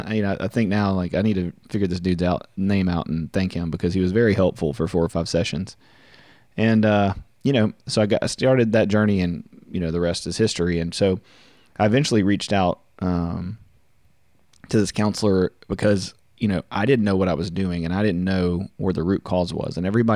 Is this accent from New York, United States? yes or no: no; Louisiana, United States; I'm from Central Louisiana. My parents divorced when I was about 8. My dad worked away a lot.